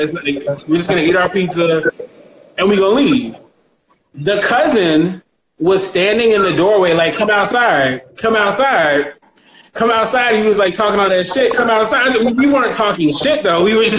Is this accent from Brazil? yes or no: no; Baltimore, Maryland, United States; I'm from Baltimore. I'm in Baltimore, Maryland. I'm in the Mid-Atlantic, the DMV.